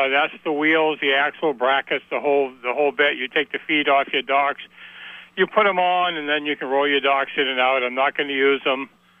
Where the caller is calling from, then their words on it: Alburgh, Vermont, United States; in Allberg.